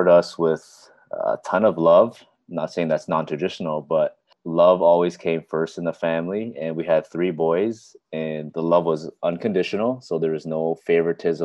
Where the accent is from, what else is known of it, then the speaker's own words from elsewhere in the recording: Richmond Hill, Ontario, Canada; I was born and raised in Toronto, actually Richmond Hill to be particular.